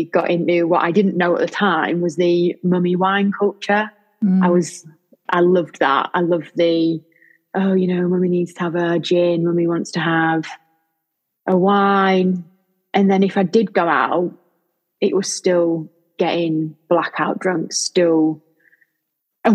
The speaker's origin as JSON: {"language": "English", "town": "Lincoln", "region": "East Midlands", "country": "United Kingdom", "said": "from Lincoln"}